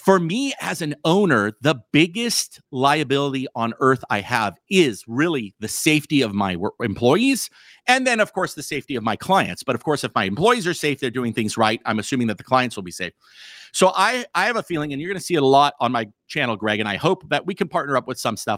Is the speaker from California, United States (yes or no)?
yes; California, United States; also born or lived in Montana; now in Missoula, Montana, United States; my body was born in, in California